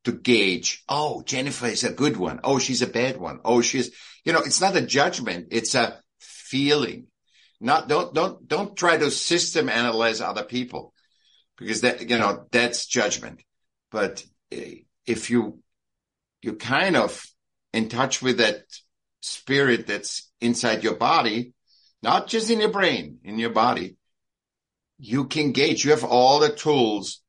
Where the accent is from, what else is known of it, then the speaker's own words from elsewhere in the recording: Vienna, Austria; I was born in Vienna